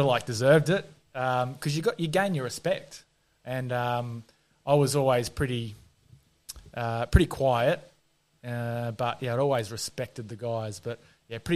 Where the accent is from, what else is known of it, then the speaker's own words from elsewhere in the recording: Queensland, Australia; moved away; Being a Queenslander